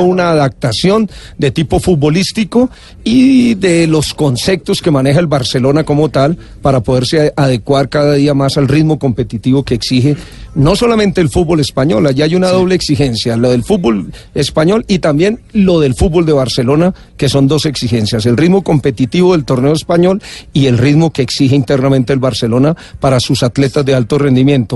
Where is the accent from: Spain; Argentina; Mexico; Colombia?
Colombia; a los colombianos cuando llegamos a ciertas partes de Europa